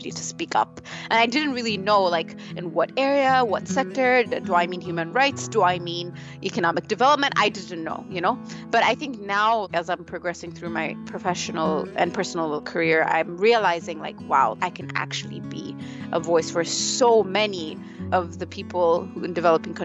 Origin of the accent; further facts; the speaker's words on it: Ethiopia; moved away; I'm from Ethiopia and I come from a developing country